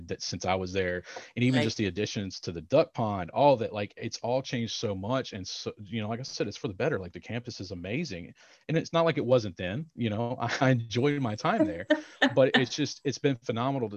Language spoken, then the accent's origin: English; Roanoke, Virginia, United States; Around Roanoke, Virginia.